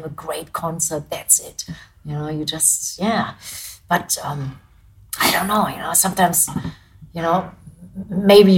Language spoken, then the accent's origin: English; Germany; English is a second language; being a German band